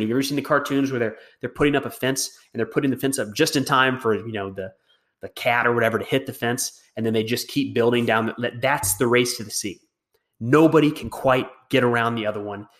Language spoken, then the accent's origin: English; United States; as an American